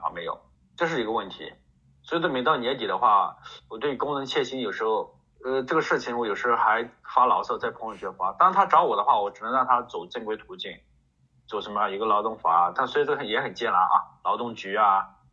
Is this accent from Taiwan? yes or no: no; China; 我们就是中国人嘛